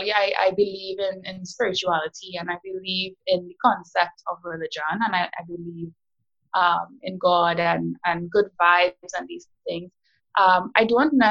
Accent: South Trinidad, Trinidad & Tobago; I'm from South

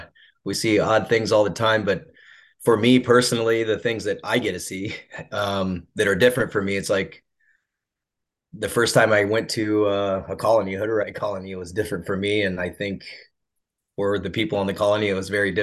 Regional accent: Ottumwa, Iowa, United States; I was raised in Ottumwa, Iowa.

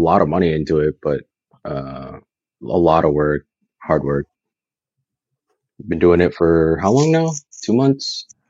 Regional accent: Philippines; I'm Filipino.

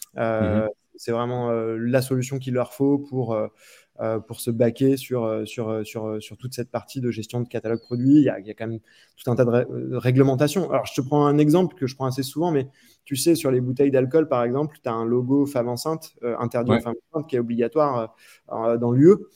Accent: Reims, Grand Est, France; moved away as an adult; also born or lived in Paris; J'étais de Reims à la base

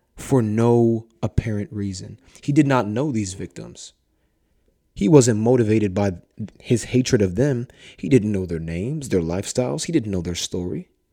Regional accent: Columbus, Ohio, United States; my hometown, Columbus

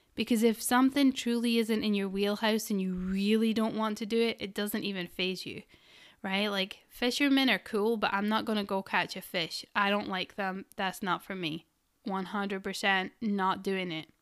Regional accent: Scotland, United Kingdom; I'm Scottish. We roll our R's

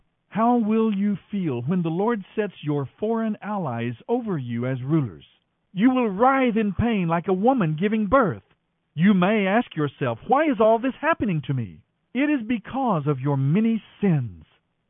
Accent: United States; we as American Christians

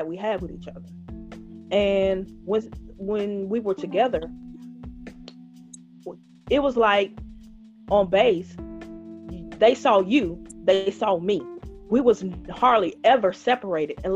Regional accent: Northeast Louisiana, United States; you asked me where I'm from originally, and I told you Louisiana, Northeast

